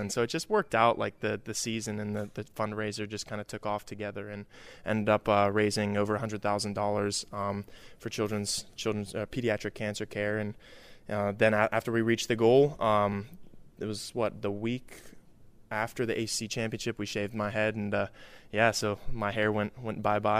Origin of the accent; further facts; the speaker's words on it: Pittsburgh, Pennsylvania, United States; moved away as an adult; now in Cincinnati, United States; I'm from Pittsburgh.